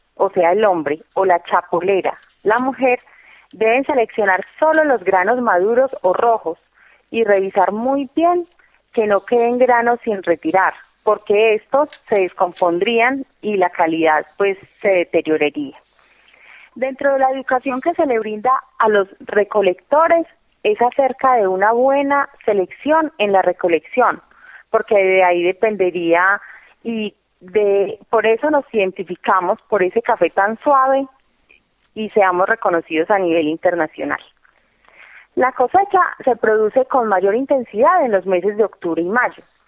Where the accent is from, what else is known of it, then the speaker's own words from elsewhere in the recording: Colombia; como colombianos